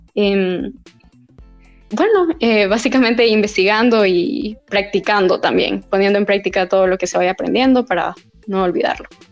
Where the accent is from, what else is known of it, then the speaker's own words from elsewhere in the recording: La Esperanza, Intibucá, Honduras; moved away as an adult; now in Tegucigalpa, Honduras; yo soy de la Esperanza Intibucá